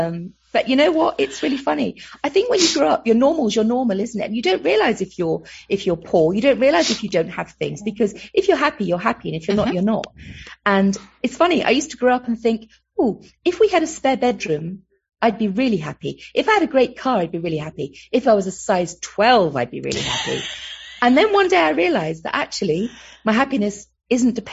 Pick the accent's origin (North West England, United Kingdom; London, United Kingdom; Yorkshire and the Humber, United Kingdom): London, United Kingdom; accent: Cockney; moved away; I'm a Londoner who grew up on the Isle of Dogs in East London